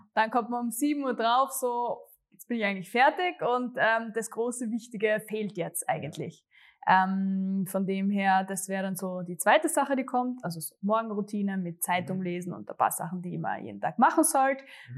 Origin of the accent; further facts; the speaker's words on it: Graz, Styria, Austria; also born or lived in Gössendorf; ich komme tatsächlich aus äh, Gössendorf, Graz Umgebung, aber es ist echt genau an der Stadtgrenze. Also für mich, mhm. ich bin Grazerin, eindeutig. Ähm, und ja, bin eh zur Schule gegangen ähm, in Graz